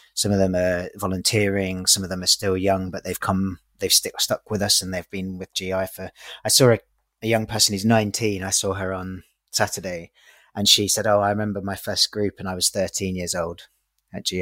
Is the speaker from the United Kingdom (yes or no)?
yes; London, United Kingdom; I'm 37 years old. I'm from East London